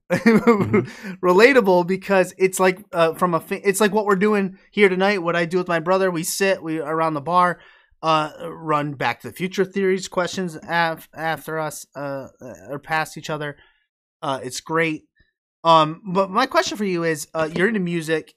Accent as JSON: {"language": "English", "region": "upstate New York", "country": "United States", "tie": "born or raised there", "said": "My hometown is, it's in New York. It's in upstate New York, even farther than Albany, uh, nor, uh, it's, like, right on the border of Vermont"}